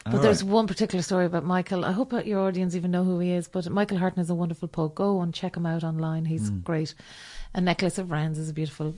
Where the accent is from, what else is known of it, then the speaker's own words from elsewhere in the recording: Ireland; I'm not being that Irish person.